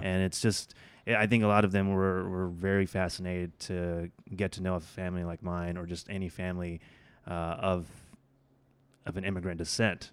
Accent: Oklahoma, United States; also born or lived in Bangladesh; I grew up in Oklahoma. Uh, af, and my family immigrated from Bangladesh to the U S when I was about two

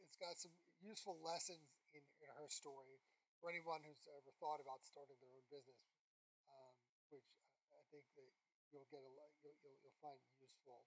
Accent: Philadelphia, Pennsylvania, United States; We're both from the Philadelphia area

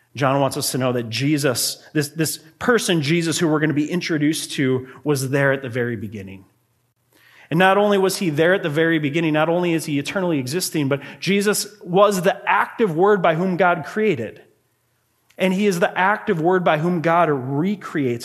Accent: Grand Marais, Minnesota, United States; I grew up in Grand Marais, Minnesota

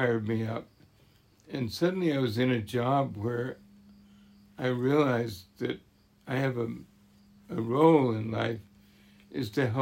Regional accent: Vermont, United States; I was born in Vermont mm-hmm. and raised there

